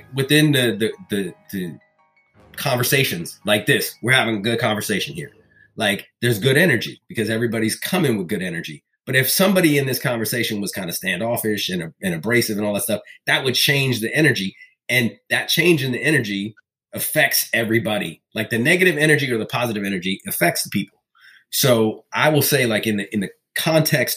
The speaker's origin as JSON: {"language": "English", "country": "Bahamas", "said": "I come from the Bahamas"}